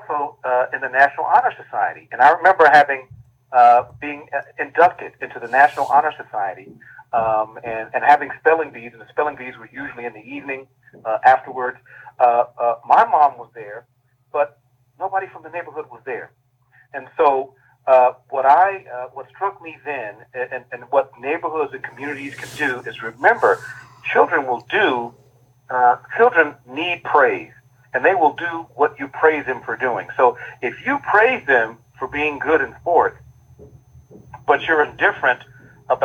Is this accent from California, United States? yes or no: no; Dayton, Ohio, United States; my hometown of Dayton, Ohio